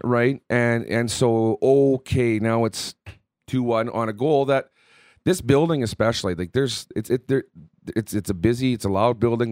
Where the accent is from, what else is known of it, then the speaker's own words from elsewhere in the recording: Southern Manitoba, Canada; growing up in Southern Manitoba